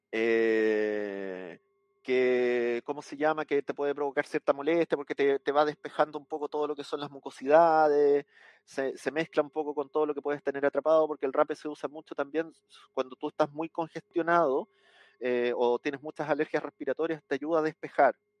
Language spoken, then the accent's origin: Spanish; Chile; acá en mi país, en el sur de Chile